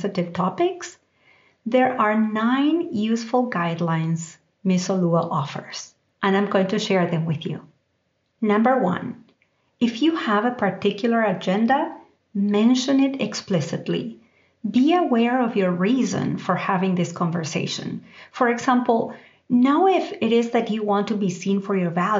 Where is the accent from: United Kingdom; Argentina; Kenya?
Argentina; now in United States; growing up in Argentina, I didn't have to think about race. And even as I moved to the United States